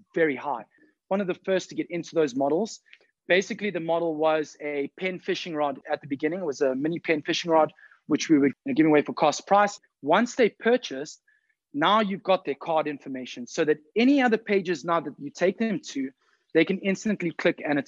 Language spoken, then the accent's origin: English; South Africa; I'm from South Africa.